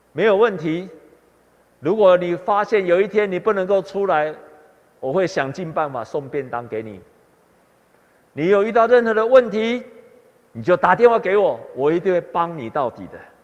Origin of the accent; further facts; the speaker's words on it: Taiwan; 我们台湾人受惠很多宣教师的帮助，才有今天的信仰，还有福音